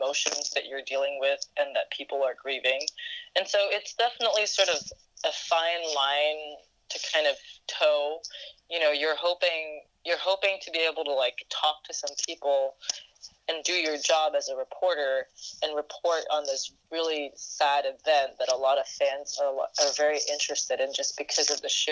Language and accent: English; Singapore; now in United States; when I was growing up in Singapore